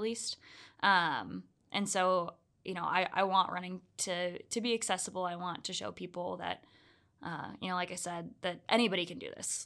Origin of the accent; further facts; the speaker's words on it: Orlando, Florida, United States; moved away as an adult; also born or lived in Georgia; now in Salt Lake City, United States; I'm originally from Orlando, Florida